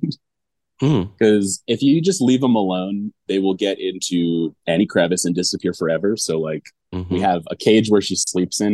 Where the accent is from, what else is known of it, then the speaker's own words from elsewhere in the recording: Long Island, New York, United States; now in Arvada, United States; my hometown, which is the middle of Long Island